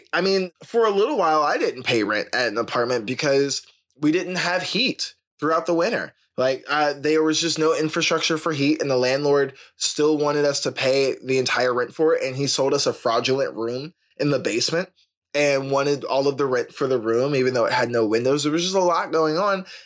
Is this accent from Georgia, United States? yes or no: yes; Georgia, United States; I'm from Georgia